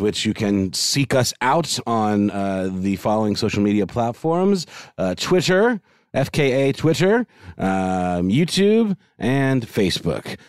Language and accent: English; Augusta, Georgia, United States; my hometown in Augusta, Georgia, where I grew up